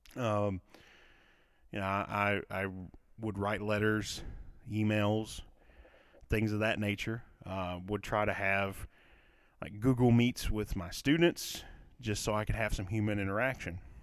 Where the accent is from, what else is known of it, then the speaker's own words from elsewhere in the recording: Kentucky, United States; accent: southern; I'm from Kentucky, for those of you that do not know or, or couldn't tell from my accent, that I, I live in a, in a southern state